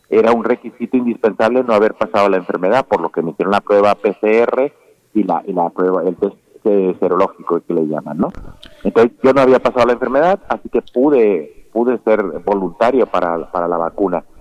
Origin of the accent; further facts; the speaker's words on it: Mexico; conociendo cómo es el sentimiento de mis compatriotas mexicanos